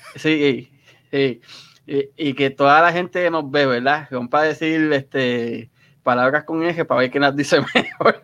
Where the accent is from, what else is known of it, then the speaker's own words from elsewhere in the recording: Puerto Rico; moved away as an adult; also born or lived in Cidra, Puerto Rico / Río Grande, Puerto Rico; now in United States; Yo soy entre Sidra y Río Grande. Lo que pasa es que viví con mis abuelos un tiempo, mi mamá se volvió a casar, me mudé con ella y regresé